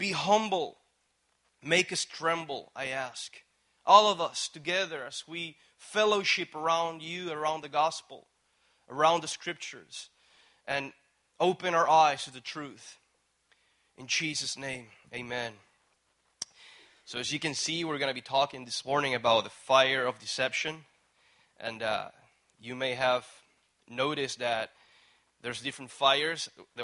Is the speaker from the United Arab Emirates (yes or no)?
no; Puerto Rico; moved away as an adult; I actually flew from Puerto Rico here. And anyways, I was born, raised there